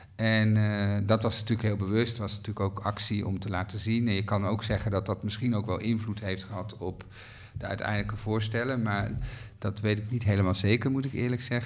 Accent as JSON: {"language": "Dutch", "country": "Netherlands", "said": "wij als Nederlanders"}